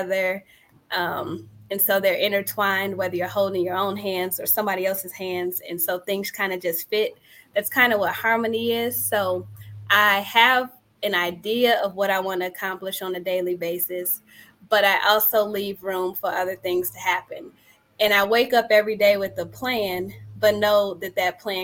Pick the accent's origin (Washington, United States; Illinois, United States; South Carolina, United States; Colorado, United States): Illinois, United States; Chicago; also born or lived in Philadelphia / Indiana; I'm a Chicagoan too. I'm from the west side of Chicago. So I've been here nearly all of my life